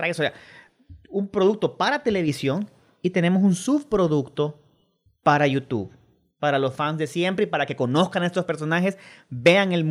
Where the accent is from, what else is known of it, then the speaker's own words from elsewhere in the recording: El Salvador; Gracias a Dios tenemos un acento bien neutro, es decir, los salvadoreños no tienen mucho, tendremos un cantadito por ahí, pero...